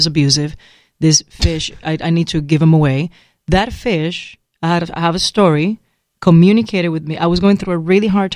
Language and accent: English; San Juan, Puerto Rico; moved away as an adult; now in Los Angeles, United States; I'm born and raised in San Juan, Puerto Rico